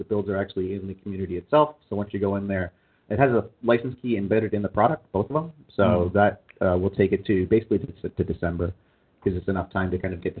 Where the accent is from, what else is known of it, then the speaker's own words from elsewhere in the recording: Canada; moved away as an adult; now in United States; and when I lived in Canada, I am a Canadian citizen.